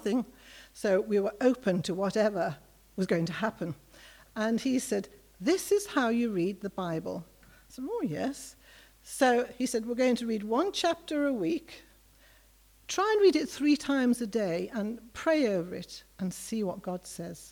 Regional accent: Liverpool, North West England, United Kingdom; moved away as an adult; also born or lived in Johannesburg; I grew up in Liverpool, as probably a lot of you know, 60s and 70s.

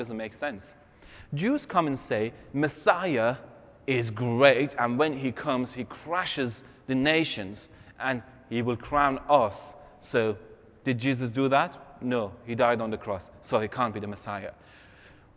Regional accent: Iran; moved away; my grandfather and my grandmother are from two different ethnic groups in Iran

